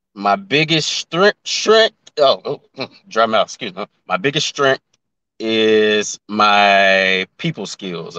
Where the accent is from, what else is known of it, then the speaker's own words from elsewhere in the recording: Memphis, Tennessee, United States; now in Atlanta, United States; I'm from Memphis, Tennessee. I currently live in Atlanta